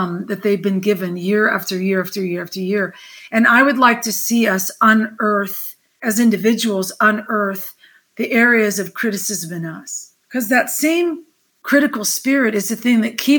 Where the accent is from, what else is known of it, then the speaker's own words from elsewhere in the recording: Southern California, United States; moved away as an adult; also born or lived in the South (US); now in the South, United States; We grew up in Southern California